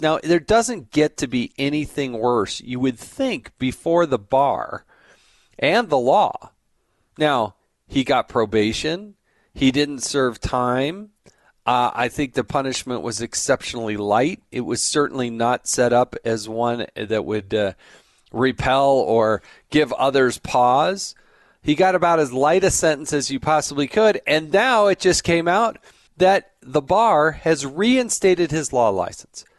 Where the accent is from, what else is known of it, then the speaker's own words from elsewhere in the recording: Utah, United States; I'm from Utah, so I see a lot of Salt Lake news